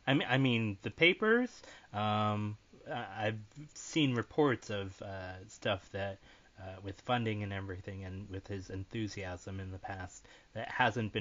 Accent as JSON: {"language": "English", "country": "United States", "said": "as an American"}